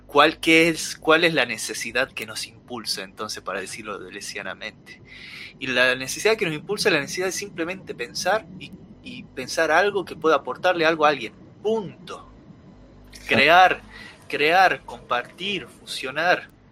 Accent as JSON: {"language": "Spanish", "region": "Salta", "country": "Argentina", "said": "somos salteños, nos gusta Salta, y aunque yo hable de hacker yankee, sigo siendo el mismo salteño"}